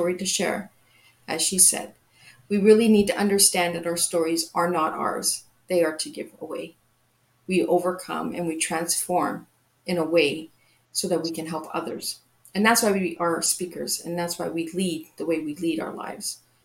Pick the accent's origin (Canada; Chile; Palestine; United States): Canada; I'm from Canada